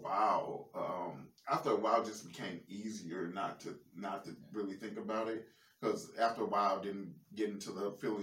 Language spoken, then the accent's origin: English; St. Louis, Missouri, United States; I'm from St. Louis